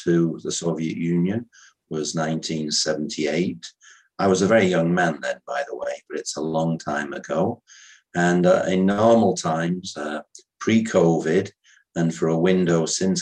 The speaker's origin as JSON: {"language": "English", "country": "United Kingdom", "moved": "as an adult", "lives_now": "Vienna, Austria", "said": "I'm a British national, but I've been living in Austria for 38 years"}